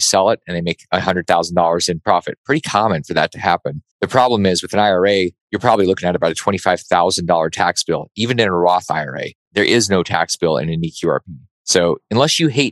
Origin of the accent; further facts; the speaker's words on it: Alaska, United States; I grew up in Alaska